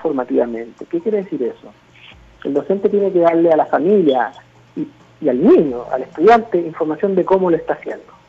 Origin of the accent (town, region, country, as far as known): Mexico